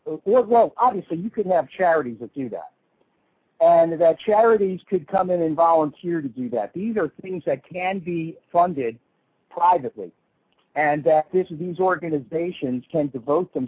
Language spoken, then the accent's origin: English; South Florida, United States; I grew up in South Florida during this period of time where all the drugs were coming in through here.